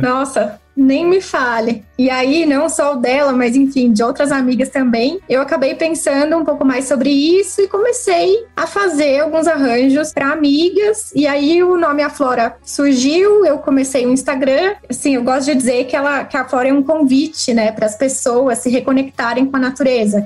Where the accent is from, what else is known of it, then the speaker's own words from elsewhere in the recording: Jundiaí, São Paulo, Brazil; moved away as an adult; now in São Paulo, Brazil; nasci e cresci em Jundiaí, aqui pertinho de São Paulo